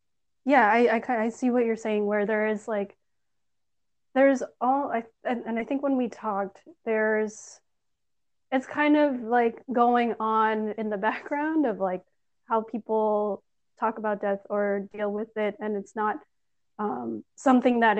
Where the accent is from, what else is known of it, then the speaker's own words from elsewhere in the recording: Canada; I'm Filipino, first generation Canadian